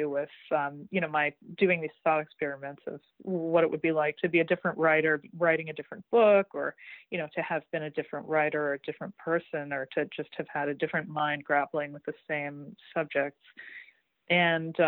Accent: Greater Boston, Massachusetts, United States; growing up in Greater Boston, and just the what it's like to grow up in a town where the social pecking order of the 17th century is more or less unchanged in the 20th when I was growing up

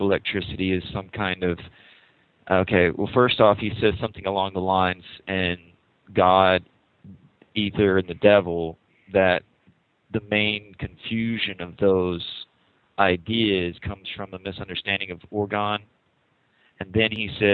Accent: the Bible Belt, United States; I grew up in the Bible Belt

